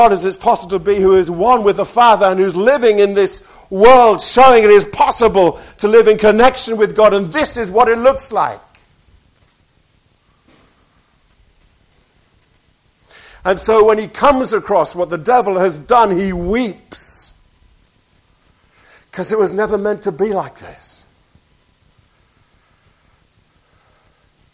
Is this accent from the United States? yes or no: no; near Birmingham, West Midlands, United Kingdom; I was born near Birmingham